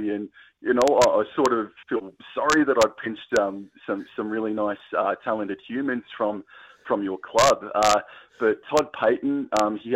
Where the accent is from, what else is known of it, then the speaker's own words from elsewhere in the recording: Canberra, Australian Capital Territory, Australia; moved away as an adult; now in Queensland, Australia; I lived down in Canberra for most of my life, and only just recently moved to the Sunshine State a few months ago.